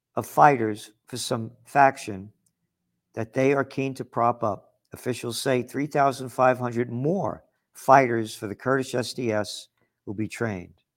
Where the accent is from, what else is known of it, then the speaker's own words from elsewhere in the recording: United States; As an American